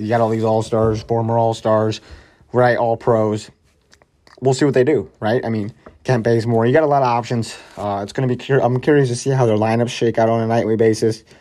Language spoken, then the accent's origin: English; St. Louis, Missouri, United States; I come from Saint Louis